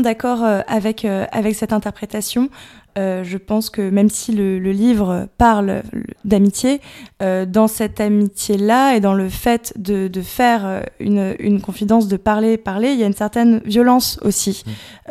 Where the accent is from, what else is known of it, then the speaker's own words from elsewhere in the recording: Dinard, Brittany, France; moved away as an adult; also born or lived in Paris; je suis originaire de Bretagne